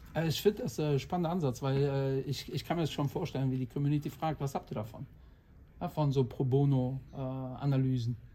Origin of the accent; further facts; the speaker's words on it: Portugal; ich bin auch 45, habe auch zwei Kinder und bin Portugiese.